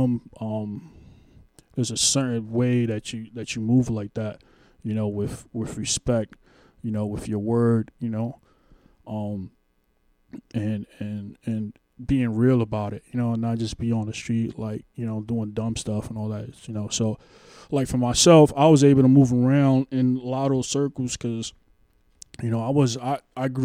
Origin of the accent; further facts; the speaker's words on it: New York City, New York, United States; I grew up in Spanish Harlem, but on Pleasant Avenue